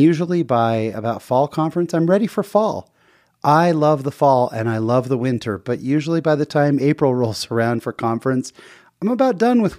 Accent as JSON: {"language": "English", "region": "Utah", "country": "United States", "said": "And I'm there from Utah where it's 20 degrees and just laughing because I'm in a short sleeve t-shirt and shorts."}